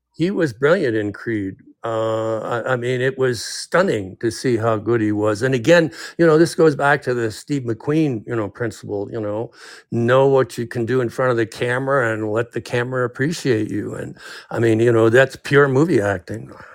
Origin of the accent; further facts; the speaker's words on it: Canada; now in United States; I was raised in Canada